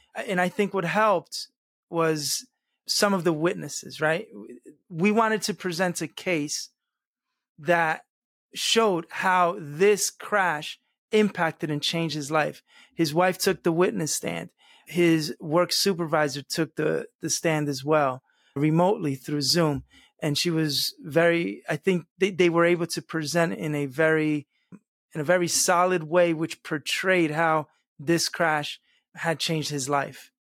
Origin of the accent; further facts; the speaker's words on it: United States; first language Spanish; English is a second language; Spanish was actually my first language. I was born and raised in this country, but at home we only spoke Spanish